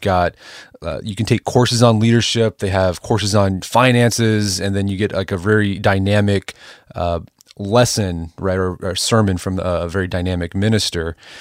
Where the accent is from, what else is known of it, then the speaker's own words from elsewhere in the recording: Oklahoma, United States; I'm from Oklahoma